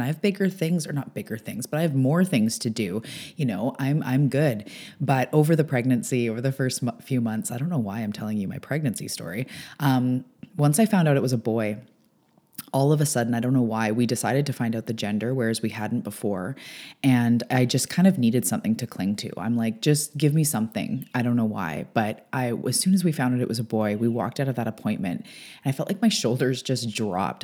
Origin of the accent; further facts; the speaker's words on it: Canada; also born or lived in Vancouver Island; I am a Canadian. I'm an island girl